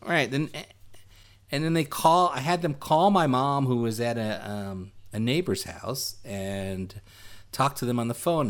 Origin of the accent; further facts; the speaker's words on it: New York City, New York, United States; we grew up in the Flatbush, or we called it Midwood right. section of Brooklyn